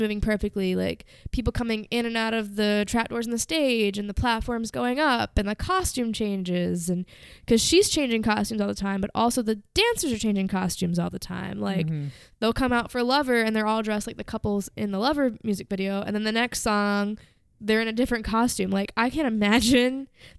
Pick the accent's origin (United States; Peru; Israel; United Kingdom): United States; Philadelphia, Pennsylvania; And all I have to say is, I'm from Philly.